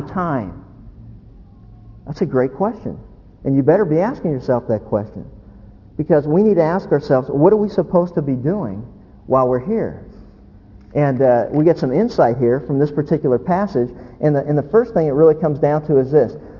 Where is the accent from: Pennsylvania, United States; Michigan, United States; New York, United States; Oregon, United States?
Pennsylvania, United States; moved away as an adult; also born or lived in Orange County, California; now in California, United States; We grew up in Pennsylvania.